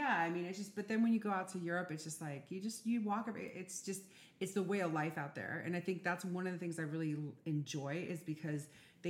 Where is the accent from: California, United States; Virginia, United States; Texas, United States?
California, United States; San Francisco; growing up in San Francisco, like for me at least, you guys too, whatever. I just didn't walk a lot of places. Plus, wherever I was going, where I lived was further out a little bit on the outskirts.